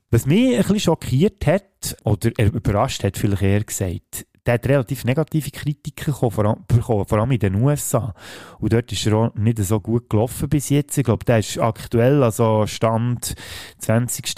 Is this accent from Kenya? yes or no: no; Switzerland; bei uns in der Schweiz